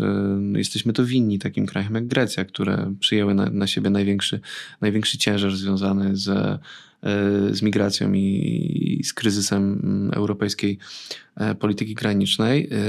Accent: Radom, Masovian Voivodeship, Poland; ja pochodzę z Radomia. Przez lata moje miasto było synonimem dresiarstwa

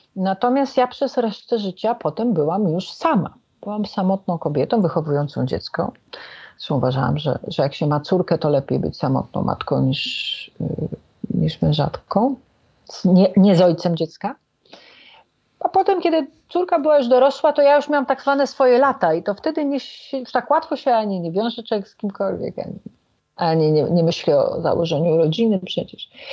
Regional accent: Warsaw, Masovian Voivodeship, Poland; A ja jestem warszawianką

